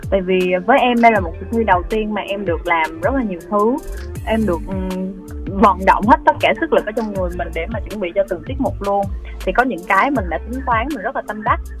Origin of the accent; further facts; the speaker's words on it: Vinh Long, Vietnam; now in Ho Chi Minh City, Vietnam; dạ nhà em ở vĩnh long ạ à ở thành phố Vĩnh Long